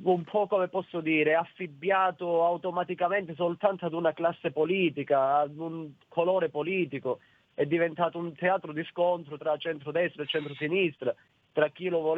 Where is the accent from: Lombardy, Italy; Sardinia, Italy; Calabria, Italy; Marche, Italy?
Calabria, Italy; Io stesso, eh, da calabrese